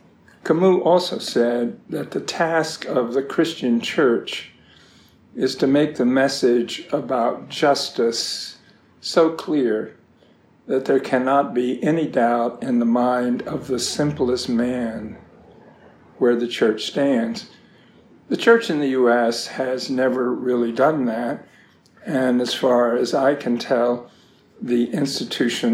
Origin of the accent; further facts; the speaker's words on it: the South, United States; also born or lived in North Carolina / Virginia; I grew up in North Carolina and Virginia